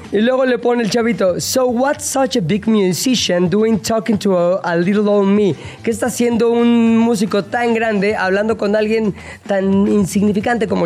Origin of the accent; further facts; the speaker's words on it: Spain; Soy español, soy español.